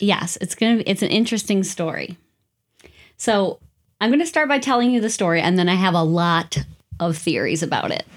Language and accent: English; United States; I'm too American. There's not many castles around these parts